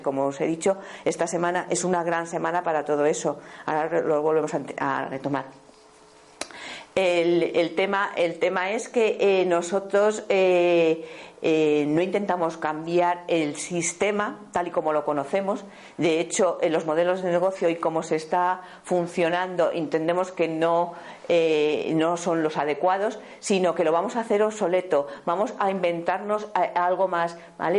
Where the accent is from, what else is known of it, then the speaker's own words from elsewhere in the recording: Béjar, Castile and León, Spain; yo vengo de una familia que eh, se ha eh, que ha estado toda la vida alrededor de la industria textil, venimos de Béjar